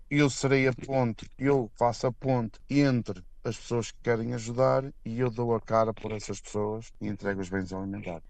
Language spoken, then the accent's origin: Portuguese; Portugal; now in Malawi; para nós que somos portugueses